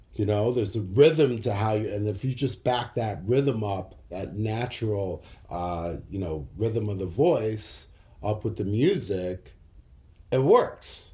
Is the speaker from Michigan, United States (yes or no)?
no; New York City, New York, United States; I grew up in New York City